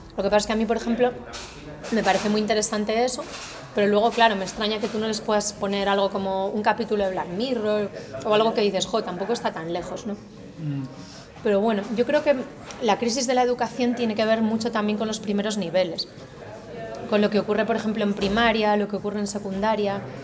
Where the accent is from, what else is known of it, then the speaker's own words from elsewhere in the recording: Galicia, Spain; accent: gallego; moved away as an adult; Yo nací, e crecí en Galicia hasta los 18 años